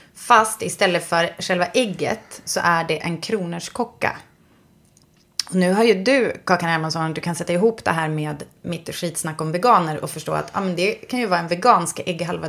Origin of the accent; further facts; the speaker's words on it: Västerbotten County, Sweden; jag kommer från Västerbotten